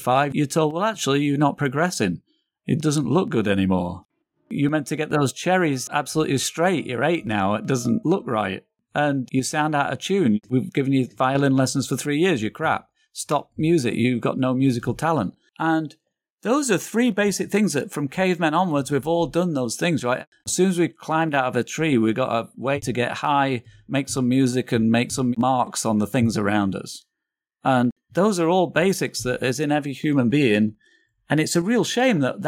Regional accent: England, United Kingdom; moved away as an adult; also born or lived in Manchester; now in New York, United States; I'm English

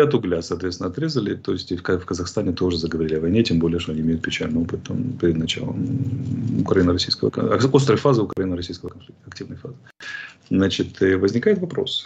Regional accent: Georgia; now in Ukraine; прекрасной страной моей малой родины

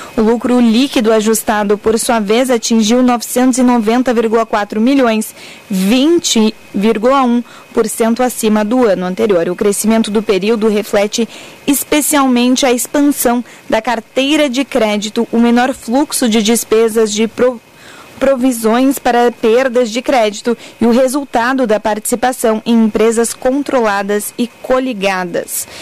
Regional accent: Florianópolis, Santa Catarina, Brazil; accent: manezinho; moved away as an adult; now in Porto Alegre, Brazil; eu sou de Florianópolis, bah, minha vida inteira. Eu sou de Floripa, eu vim a Porto Alegre fazer faculdade de jornalismo

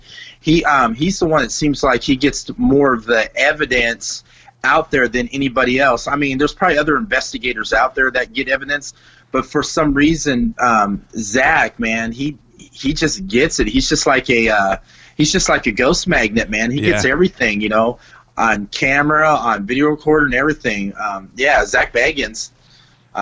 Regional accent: Bakersfield, California, United States; I grew up in Bakersfield, California.

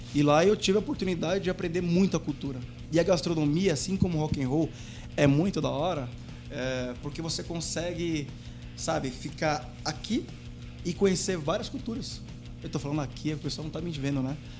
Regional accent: Brazil; moved away as an adult; eu saí do Brasil para trabalhar numa pizzaria brasileira

